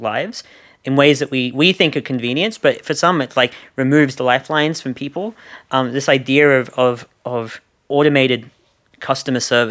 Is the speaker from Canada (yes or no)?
no; Australia; accent: Australian; my Australian accent.